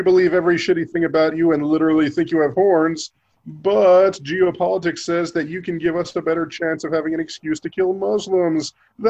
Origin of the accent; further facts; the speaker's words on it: Buffalo, New York, United States; born there; now in Kansas, United States; I mean, I was born in New York.